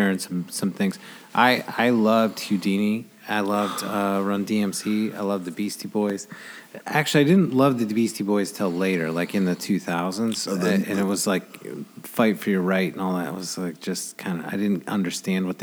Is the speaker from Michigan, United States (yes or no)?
yes; Grand Rapids, Michigan, United States; also born or lived in Royal Oak, Michigan; we moved to Grand Rapids when I was, like, 11 months old